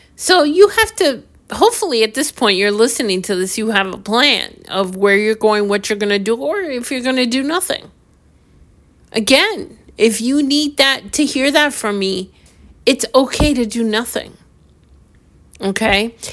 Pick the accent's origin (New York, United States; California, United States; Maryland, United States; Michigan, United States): New York, United States; I'm from New York